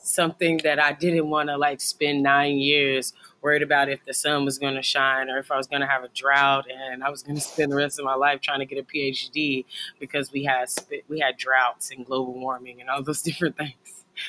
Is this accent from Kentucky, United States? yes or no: yes; Lexington, Kentucky, United States; I grew up in Lexington